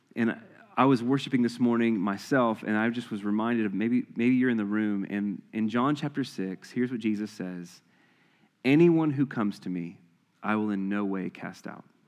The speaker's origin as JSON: {"language": "English", "area": "the Bible Belt", "region": "the South", "country": "United States", "tie": "born or raised there", "said": "growing up in the Bible Belt"}